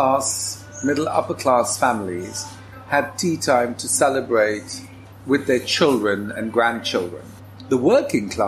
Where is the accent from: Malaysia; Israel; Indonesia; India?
India; also born or lived in London; now in The Hague, Netherlands; I grew up in India, a mixture of parentage